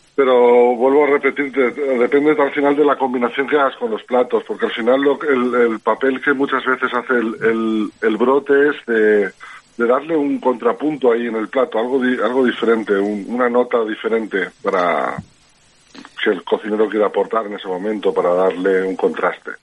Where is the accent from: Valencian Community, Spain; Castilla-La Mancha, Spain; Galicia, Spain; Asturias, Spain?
Valencian Community, Spain; Alzira; yo soy de Alcira, yo y mi hermano somos de Alcira